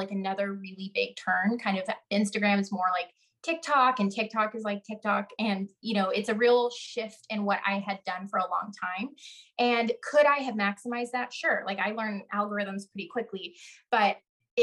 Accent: the Ozarks in Texas, United States; I'm from the Ozarks in Texas

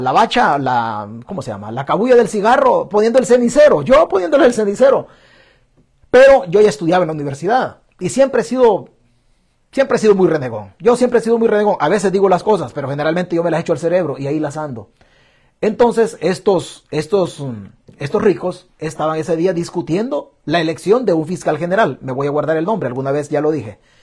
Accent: El Salvador; moved away; somos de la casta de los acabados en El Salvador

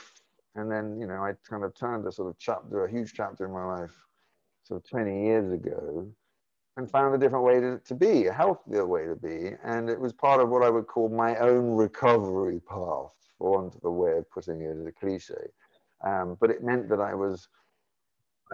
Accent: London, United Kingdom; I grew up in London

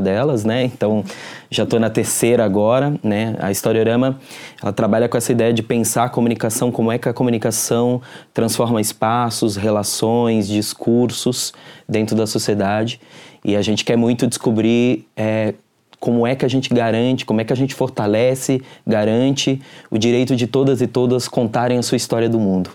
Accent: Minas Gerais, Brazil; also born or lived in Campo Limpo, São Paulo; now in São Paulo, Brazil; eu sou mineiro

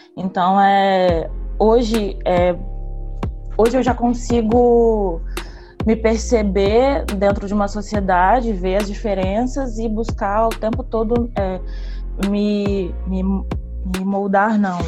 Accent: Vitória, Espírito Santo, Brazil; sou daqui de Vitória

